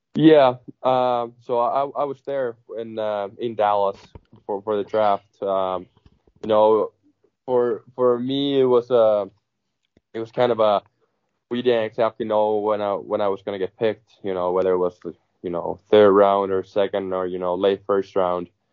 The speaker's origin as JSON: {"language": "English", "region": "Southwest Finland", "country": "Finland", "tie": "born or raised there", "also_born_or_lived": "Minnesota, United States", "moved": "as an adult", "said": "I joined the club in in Turku"}